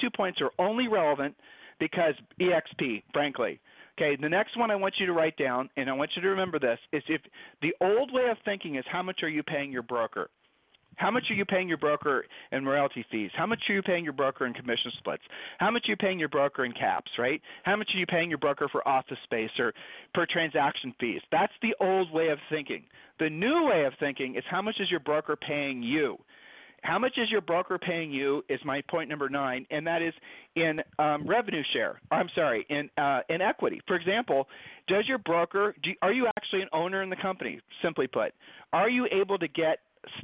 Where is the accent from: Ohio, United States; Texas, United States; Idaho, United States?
Ohio, United States; we met in high school. All right, so we're from Ohio.